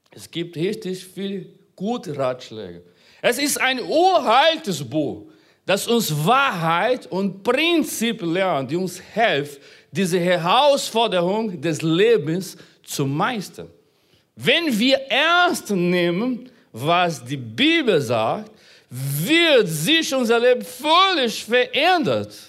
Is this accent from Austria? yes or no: no; Brazil; born there; Unabhängig davon, wo du geboren bist, ich bin in Brasilien geboren.